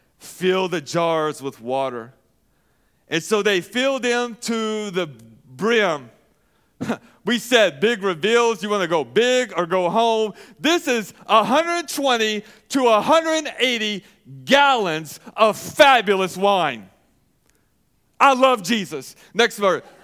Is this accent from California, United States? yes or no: no; Arkansas, United States; I'm from Arkansas. I might put an R in there and say washing